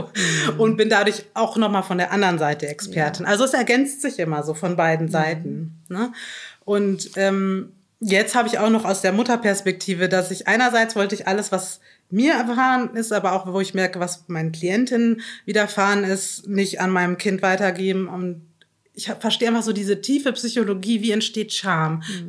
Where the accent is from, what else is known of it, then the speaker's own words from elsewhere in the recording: Chiemsee, Bavaria, Germany; Ich bin im, im am Chiemsee in Bayern aufgewachsen